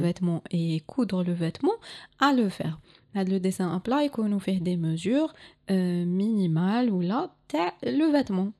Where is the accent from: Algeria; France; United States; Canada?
Algeria; Algiers, Algiers Province; je suis de Alger